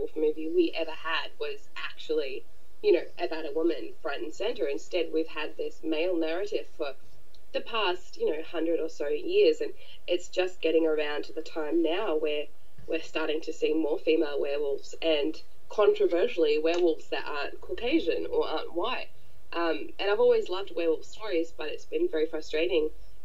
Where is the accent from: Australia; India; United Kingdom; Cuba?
Australia; born or raised there; also born or lived in New Zealand